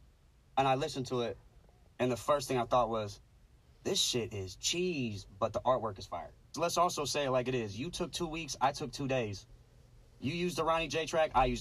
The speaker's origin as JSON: {"language": "English", "town": "Cleveland", "region": "Ohio", "country": "United States", "tie": "born or raised there", "said": "I'm from the Midwest. I'm from Cleveland. I grew up 3 hours away from Detroit."}